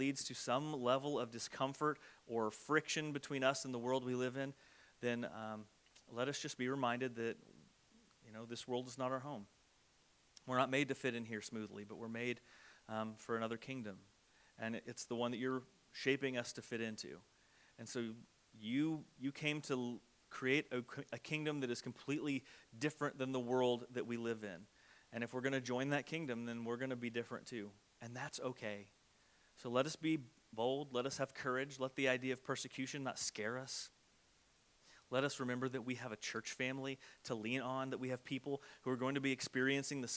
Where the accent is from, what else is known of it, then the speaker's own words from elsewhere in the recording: United States; soft American Christians